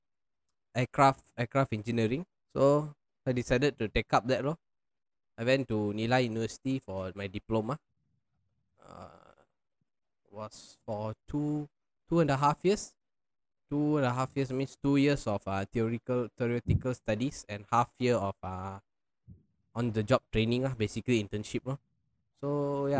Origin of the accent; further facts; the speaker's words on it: Semenyih, Selangor, Malaysia; also born or lived in Batu Pahat, Johor; I grew up in Semenye since 1999 when I was 4 years old.